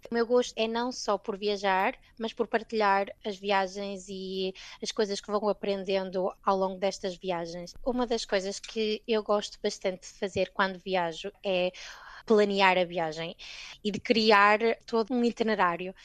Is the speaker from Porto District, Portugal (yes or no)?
yes; Gondomar, Porto District, Portugal; moved away as an adult; also born or lived in Scotland; now in London, United Kingdom; Eu saí de Gondomar, no Porto